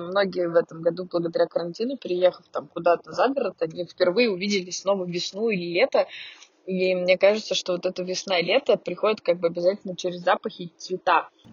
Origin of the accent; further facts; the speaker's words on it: Saint Petersburg, Russia; also born or lived in Moscow; now in Yekaterinburg, Russia; я из э, Петербурга